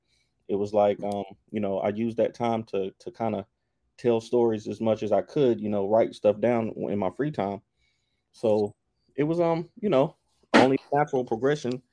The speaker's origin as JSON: {"language": "English", "town": "Durham", "region": "North Carolina", "country": "United States", "said": "I'm from Durham, North Carolina."}